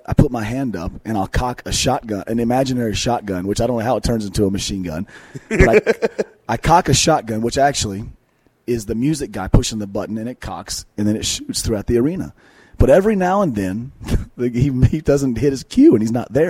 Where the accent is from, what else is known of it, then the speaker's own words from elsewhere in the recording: Asheville, North Carolina, United States; moved away as an adult; also born or lived in Detroit, Michigan / Cincinnati; I was born in Detroit, Michigan. My family moved to North Carolina. Grew up in Asheville, North Carolina. Lived there for 20 years